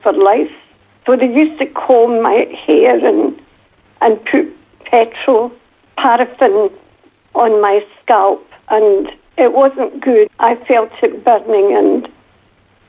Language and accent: English; Glasgow, Scotland, United Kingdom; accent: Northern Scottish; now in Jamisontown, Australia; when I went back to school in Glasgow, my accent was so bad that the other children would laugh at me